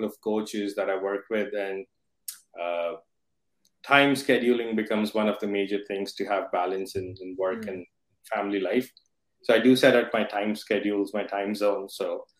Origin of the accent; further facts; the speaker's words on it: India; moved away as an adult; now in Toronto, Canada; I'm based in Toronto. I came to Toronto about 11 years ago from India